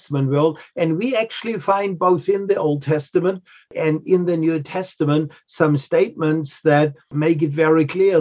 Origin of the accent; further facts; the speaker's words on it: Germany; now in New England, United States; I'm from Germany